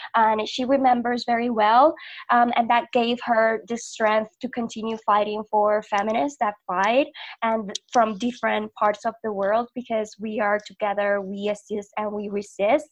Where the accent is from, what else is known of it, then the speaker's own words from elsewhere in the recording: Puerto Rico; now in Mexico; living in Mexico, I'm from Puerto Rico, and living here in Mexico